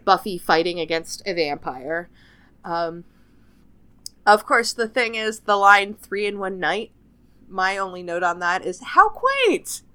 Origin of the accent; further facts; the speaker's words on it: Canada; I'm Canadian.